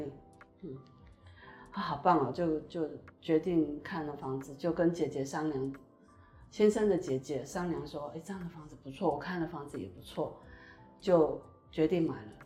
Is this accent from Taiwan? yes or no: yes; New Taipei, Taiwan; now in Taoyuan, Taiwan; 因为我从小在台北长大